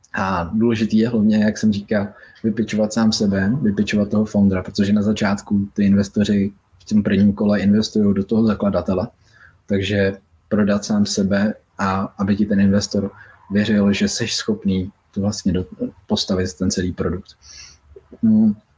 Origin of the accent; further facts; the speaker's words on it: Czechia; Byl jsem první Čech